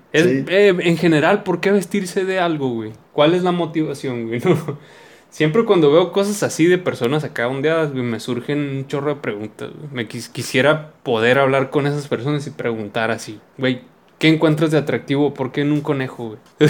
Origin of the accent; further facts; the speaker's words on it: Sonora, Mexico; somos de Sonora